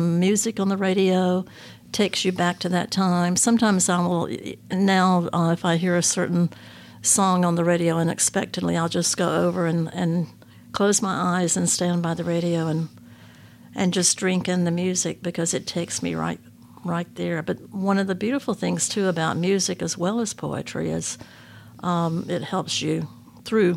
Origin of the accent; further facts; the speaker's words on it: Jacksonville, Florida, United States; the home we grew up in Jacksonville, Florida